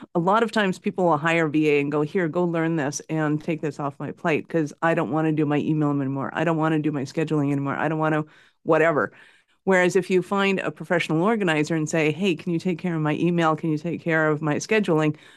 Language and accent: English; Canada; I'm in Calgary, Canada, North Montana